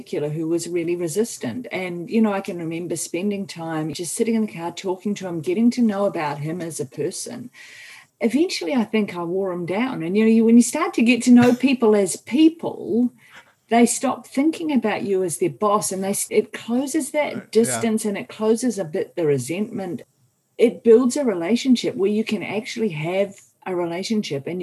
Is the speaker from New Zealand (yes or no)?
yes; New Zealand; I'm a New Zealander